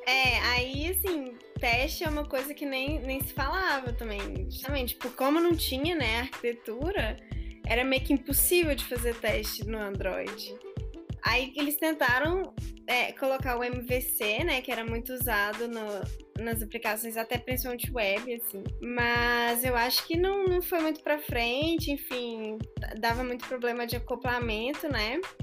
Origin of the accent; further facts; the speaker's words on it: Belo Horizonte, Minas Gerais, Brazil; Belo Horizontina